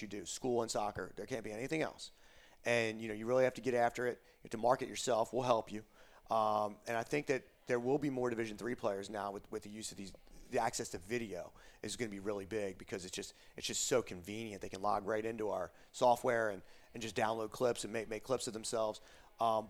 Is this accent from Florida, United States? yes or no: no; Lansdowne, Pennsylvania, United States; moved away; I'm from Delaware County, Pennsylvania, Lansdowne, Pennsylvania. And you could walk one block up from my house is a Wawa